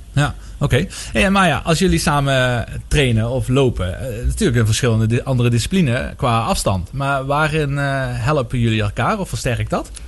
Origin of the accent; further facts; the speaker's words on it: Maastricht, Limburg, Netherlands; als echte Maastrichtenaar